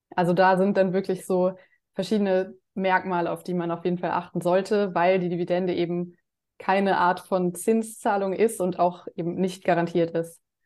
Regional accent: Germany; bei uns in Deutschland

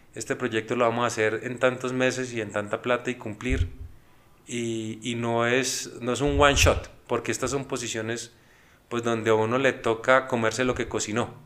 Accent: Colombia; nosotros como colombianos

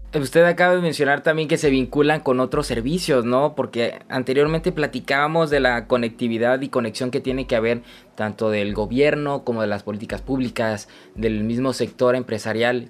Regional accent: Tabasco, Mexico; nuestro querido Tabasco

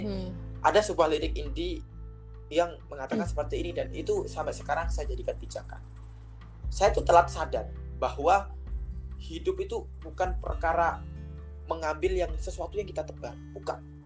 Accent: East Java, Indonesia; moved away; Saya lahir dari sebuah kampung ya. Saya dari sebuah kampung, salah satu kabupaten di, di Jawa Timur

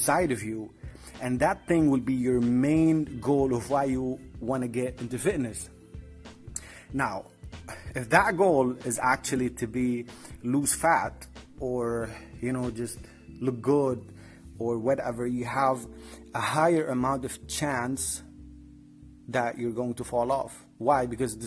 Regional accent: Tripoli, North Governorate, Lebanon; I'm from Lebanon, from Tripoli to be specific

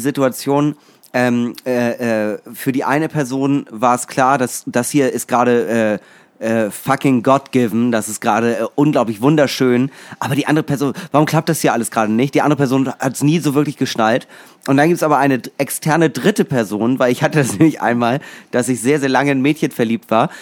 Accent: Schleswig-Holstein, Germany; für mich als Schleswig-Holsteiner

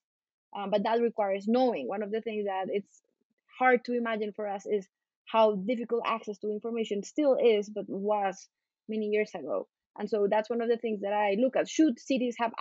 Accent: Bogota, Colombia; I'm a Colombian lawyer. I grew up in Colombia, in Bogota

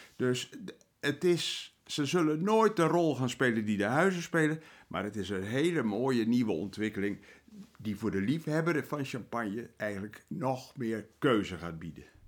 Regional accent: Netherlands; wij als Nederlanders

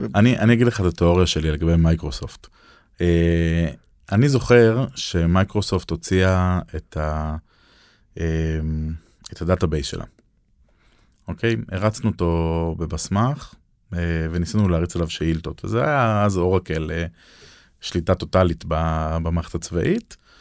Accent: Israel

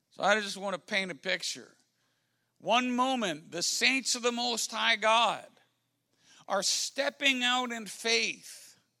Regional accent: Washington, District of Columbia, United States; I'm from Washington, D.C.

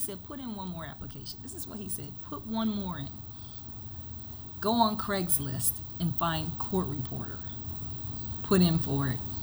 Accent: Coatesville, Pennsylvania, United States; moved away as an adult; I ran for magisterial district judge in Coatesville.

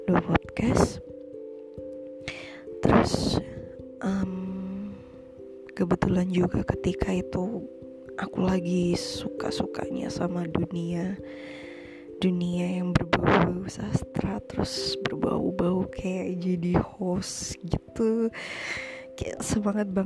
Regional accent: Trenggalek, East Java, Indonesia; gue itu salah satu kota kecil di Jawa Timur berada di antara Ponorogo dan Tulungagung Trenggalek namanya

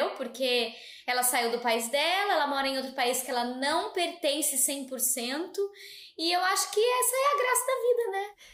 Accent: Brazil; moved away as an adult; now in Australia; nós somos brasileiros

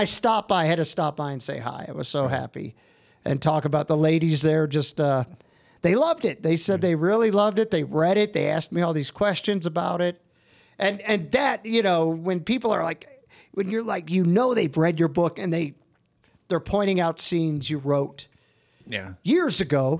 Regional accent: Baton Rouge, Louisiana, United States; also born or lived in Detroit; I was a Detroit kid. And then I moved when I was like, 12 to Louisiana.

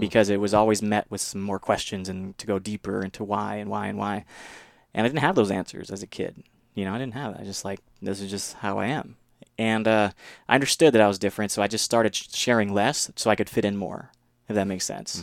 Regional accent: Mississippi, United States; moved away; from a very young age, even I was different from the local community in Mississippi because, um, just the environment in which I was raised

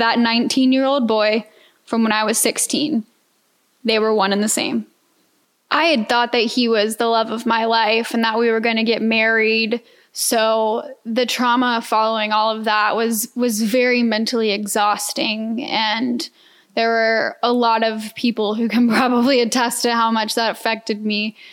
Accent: Atlanta, Georgia, United States; moved away as an adult; now in Houston, United States; I'm a Georgia peach. For those who don't know, born and raised in Atlanta.

